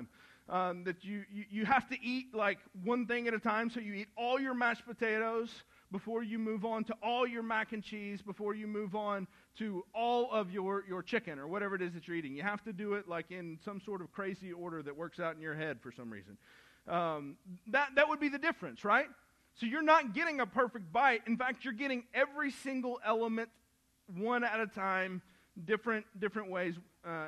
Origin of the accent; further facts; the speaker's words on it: the South, United States; I grew up in the South